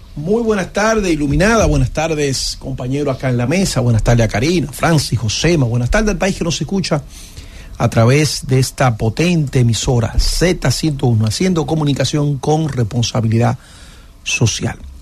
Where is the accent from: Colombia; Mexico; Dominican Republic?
Dominican Republic; somos dominicanos